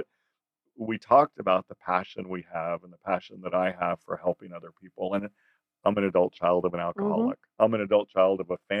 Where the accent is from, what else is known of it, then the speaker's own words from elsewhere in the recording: South Texas, United States; I'm from South Texas. I grew up in a rural community.